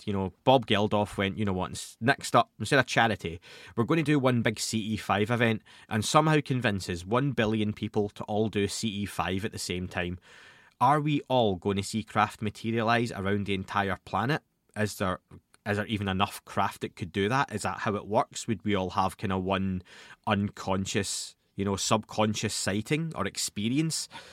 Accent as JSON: {"language": "English", "region": "Scotland", "country": "United Kingdom", "tie": "born or raised there", "said": "Being Scottish, being from Scotland, I used to go to the library as a young kid"}